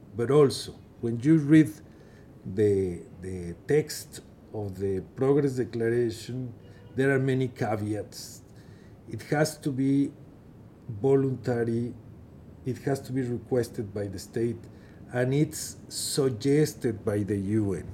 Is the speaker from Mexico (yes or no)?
yes; Mexico; moved away as an adult; also born or lived in Geneva / New York; in my home country, Mexico